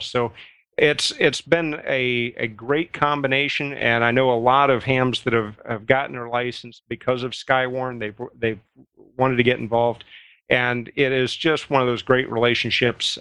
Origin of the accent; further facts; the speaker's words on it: Midwest, United States; I grew up in the Midwest, uh, at the tail end of Tornado, uh, of Tornado Alley.